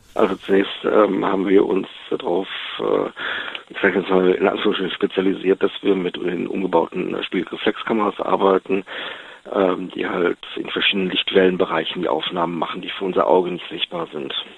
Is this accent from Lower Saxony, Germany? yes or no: no; Wuppertal, North Rhine-Westphalia, Germany; Ich bin aus Wuppertal, Jahrgang 71